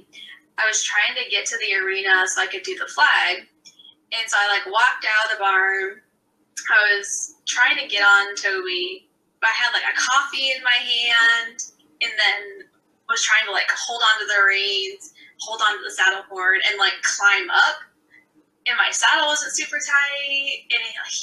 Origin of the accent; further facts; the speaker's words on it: Iowa, United States; I'm from Iowa